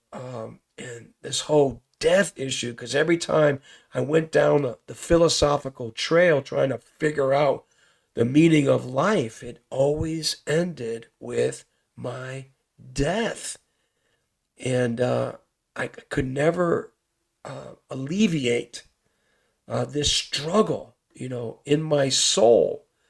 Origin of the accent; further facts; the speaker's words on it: Bridgeport, Connecticut, United States; growing up in Bridgeport doing the thug life, the gang life